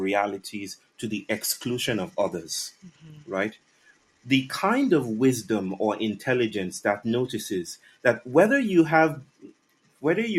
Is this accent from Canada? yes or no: no; Western Nigeria, Nigeria; I'm from the Yoruba people from West Africa, west mm-hmm. part of Nigeria